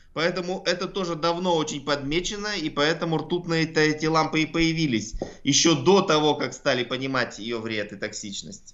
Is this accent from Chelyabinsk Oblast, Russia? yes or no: no; Altai Krai, Russia; я сам с Алтая